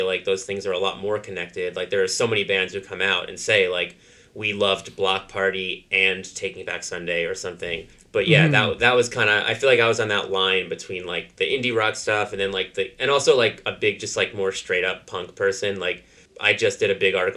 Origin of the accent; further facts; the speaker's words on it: Westchester, New York, United States; I grew up in Westchester